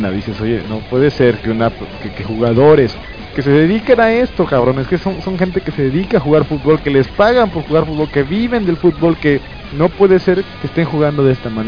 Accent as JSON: {"language": "Spanish", "country": "Mexico", "said": "somos mexicanos"}